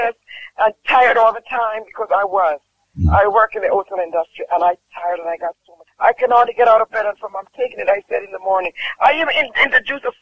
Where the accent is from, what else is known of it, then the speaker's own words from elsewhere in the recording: Jamaica; I'm from Jamaica.